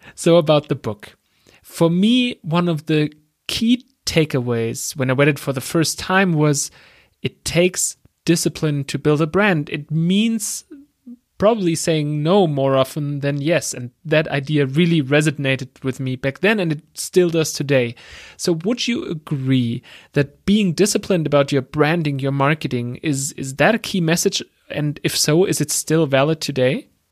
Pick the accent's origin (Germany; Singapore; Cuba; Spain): Germany; accent: German; English is a second language; I'm from Germany, as you can tell by my accent.